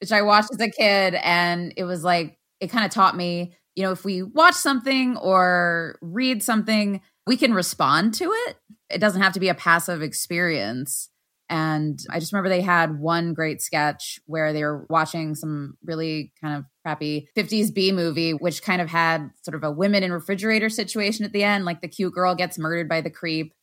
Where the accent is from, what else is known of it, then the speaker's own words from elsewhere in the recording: United States; as an American